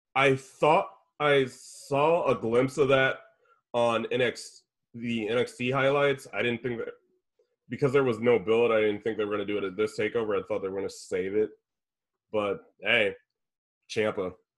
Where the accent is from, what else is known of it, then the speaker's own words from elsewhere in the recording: Indianapolis, Indiana, United States; I'm from Indy